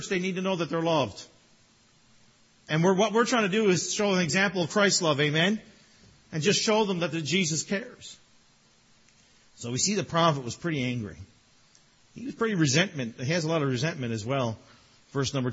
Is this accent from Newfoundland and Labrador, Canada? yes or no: yes; Newfoundland and Labrador, Canada; growing up in Newfoundland